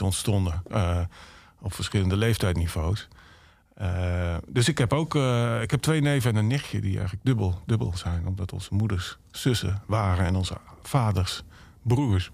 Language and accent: Dutch; Emmen, Drenthe, Netherlands; ik kom uit Emmen dan, maar mijn familie komt, mijn ouders komen uit Erika